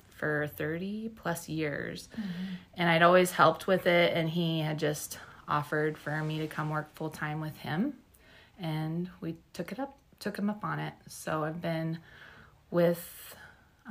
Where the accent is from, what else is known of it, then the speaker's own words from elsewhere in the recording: McCook, Nebraska, United States; also born or lived in Minnesota / Omaha, Nebraska; I grew up in McCook. I went to school here, graduated